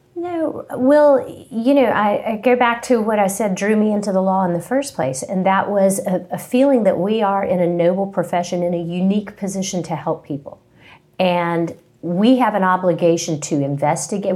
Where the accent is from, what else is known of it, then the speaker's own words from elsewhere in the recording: Princeton, West Virginia, United States; moved away as an adult; also born or lived in Charlotte, North Carolina; now in Charleston, United States; I am from West Virginia, Princeton, West Virginia